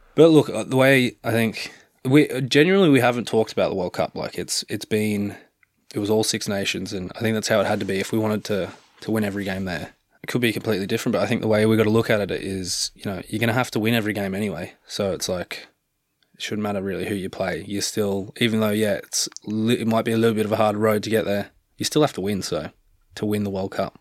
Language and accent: English; Canberra, Australian Capital Territory, Australia; moved away as an adult; now in Galway, Ireland; growing up in Australia